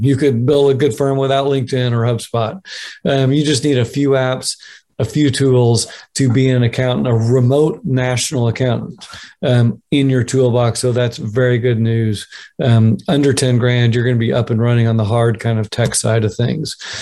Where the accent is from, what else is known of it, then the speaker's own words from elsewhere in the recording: Oklahoma, United States; my home state of Oklahoma